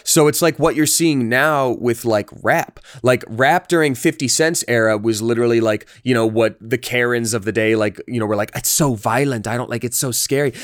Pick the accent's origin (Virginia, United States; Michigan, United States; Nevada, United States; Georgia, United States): Georgia, United States; I'm from Georgia in an area that was in general very religious